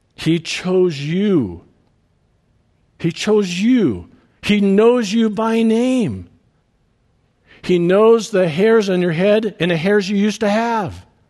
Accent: Detroit Lakes, Minnesota, United States; moved away as an adult; We had come back to Detroit Lakes, uh, to my hometown

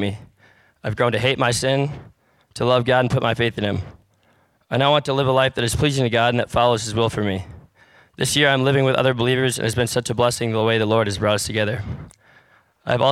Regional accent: Michigan, United States; I was raised in Michigan

